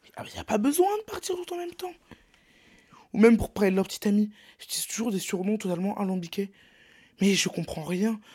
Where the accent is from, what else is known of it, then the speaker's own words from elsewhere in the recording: Brittany, France; je suis breton